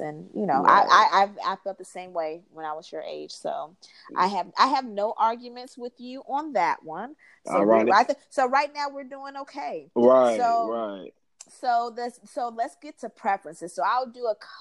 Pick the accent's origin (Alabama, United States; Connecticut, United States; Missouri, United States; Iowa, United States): Alabama, United States; Huntsville; we grew up in Northside, you know, Huntsville